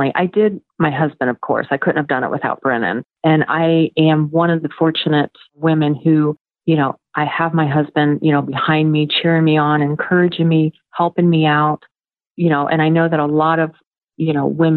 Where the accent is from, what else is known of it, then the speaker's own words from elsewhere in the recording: Kentucky, United States; I was born in Kentucky